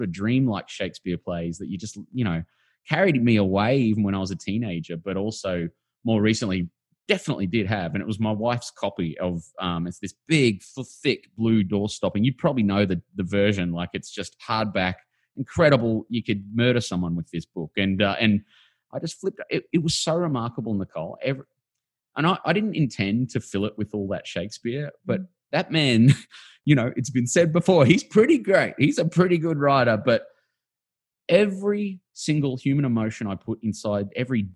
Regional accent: Brisbane, Queensland, Australia; I knew them in the 1980s in Housing Commission Brisbane

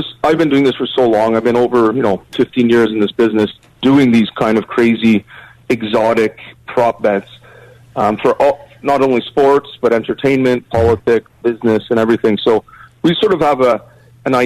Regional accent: Canada; I'm from Canada

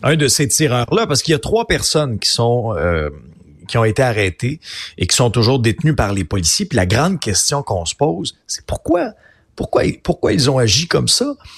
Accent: Abitibi, Quebec, Canada; je viens d'une région, là, je viens d'Abitibi, une région où il y a beaucoup de chasseurs

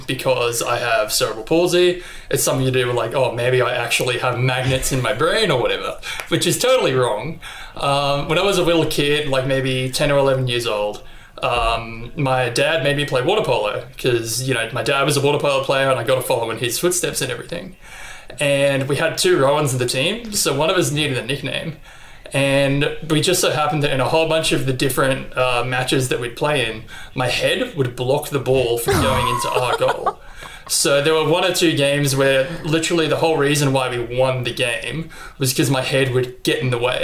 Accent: Brisbane, Queensland, Australia; also born or lived in Gosford, New South Wales; I was born in Gosford in New South Wales, but I've pretty much lived in Brisbane for the entirety of my life

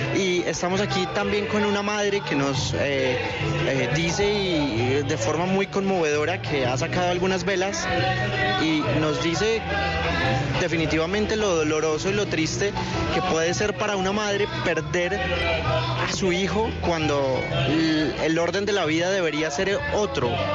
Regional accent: Bogotá, Colombia; nos toca a todos como bogotanos, como colombianos

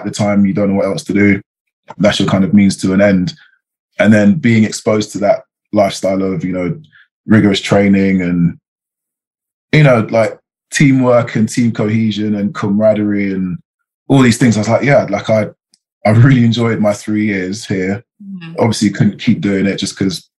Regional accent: London, United Kingdom; I'm from England. I'm from London

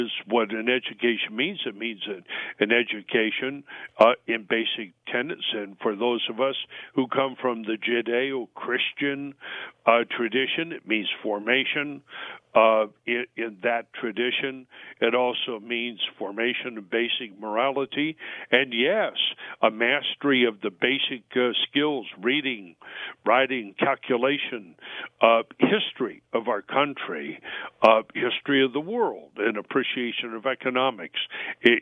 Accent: California, United States; I'm a Californian

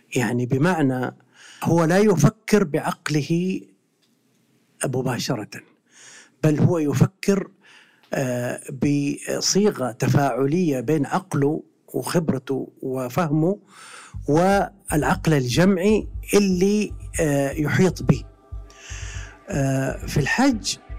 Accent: Mecca, Makkah Province, Saudi Arabia; أنا من أهل مكة وأعرف مكة

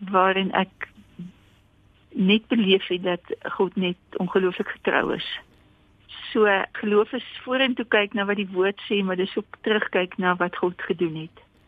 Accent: Karoo, South Africa; now in Pretoria, South Africa; ek het in Karoo groot geword

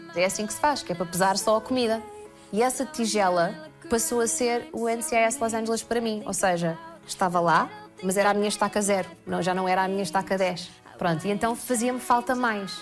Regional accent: Portugal; moved away; sou portuguesa

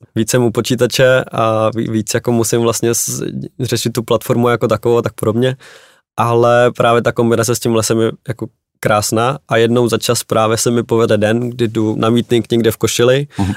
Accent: Czechia; jako Češi

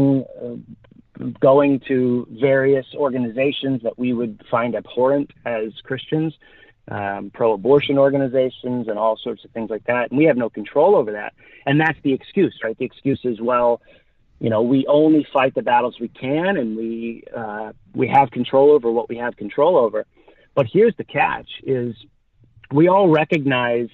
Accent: Los Angeles, California, United States; I grew up in Hollywood.

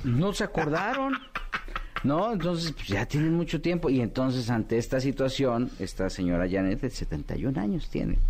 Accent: Mexico; nosotros como público mexicano

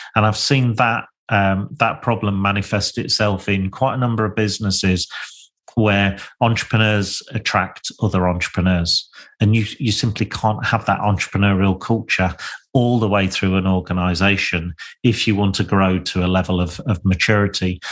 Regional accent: Lincolnshire, East Midlands, United Kingdom; I was born and bred in Lincolnshire

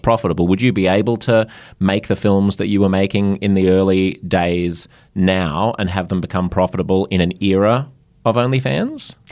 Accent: Australia; I'm French Australian

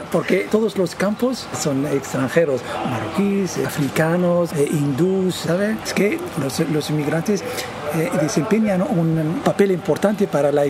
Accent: Nador, Oriental, Morocco; now in Torre Pacheco, Spain; eh, soy marroquí, de, Nador. Estoy aquí en Torre Pacheco desde 2002.

